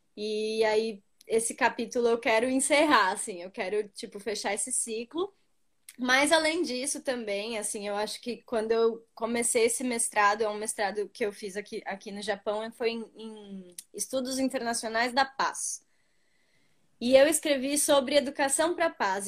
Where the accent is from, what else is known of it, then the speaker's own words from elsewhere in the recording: Brazil; moved away as an adult; now in Yokohama, Japan; eu sou brasileira